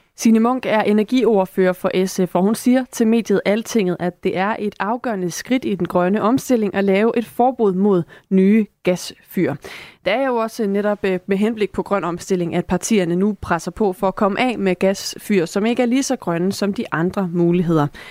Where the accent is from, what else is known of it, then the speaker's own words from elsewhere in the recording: Esbjerg, Southern Denmark, Denmark; jeg er også fra Esbjerg